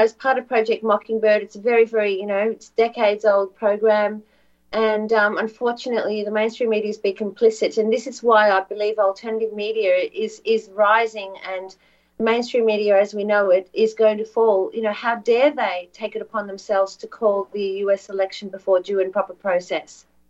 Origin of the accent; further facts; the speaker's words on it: Australia; Yes, I'm, I am from Australia.